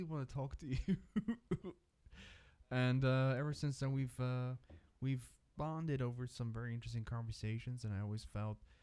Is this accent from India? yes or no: no; South Africa; now in Switzerland; I'm from South Africa originally, but I've been living in Switzerland since 2001